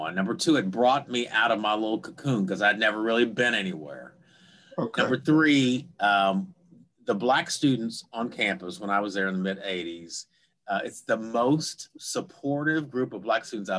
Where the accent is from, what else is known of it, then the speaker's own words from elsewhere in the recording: Fort Smith, Arkansas, United States; moved away as an adult; I grew up in Fort Smith, Arkansas, which is about 100 miles southeast of Tulsa